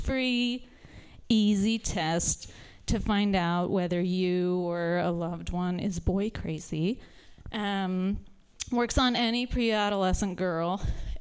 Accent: the Bible Belt, United States; moved away as an adult; now in San Francisco, United States; I'm from the Bible Belt

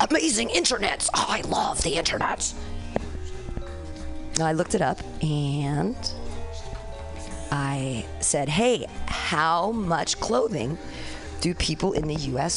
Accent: United States; We as American women

